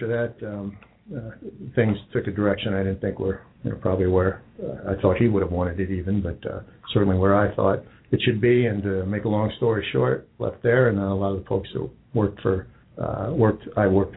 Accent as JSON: {"language": "English", "town": "Carle Place", "region": "New York", "country": "United States", "tie": "born or raised there", "accent": "New York", "moved": "as an adult", "lives_now": "Cincinnati, United States", "said": "I grew up in Carr Place."}